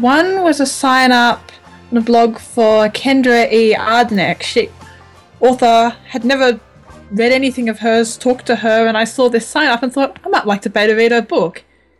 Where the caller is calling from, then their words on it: Australia; Near Canberra, Australia.